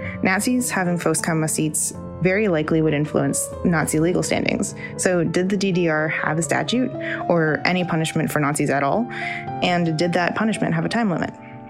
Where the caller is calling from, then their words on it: Toronto, Ontario, Canada; I'm listening from Toronto, Canada.